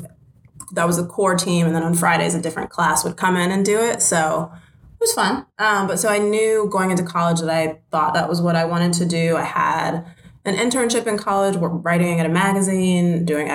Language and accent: English; Silver Spring, Maryland, United States; I'm from Silver Spring, Maryland, born and raised, grew up there